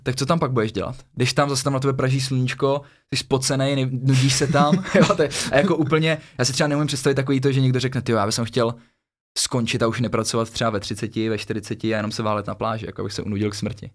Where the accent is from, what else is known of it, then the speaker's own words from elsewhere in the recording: Kotenčice, Central Bohemian Region, Czechia; moved away as an adult; also born or lived in Thailand; já jsem z vesnice z Kotenčic, je to blízko od Příbramy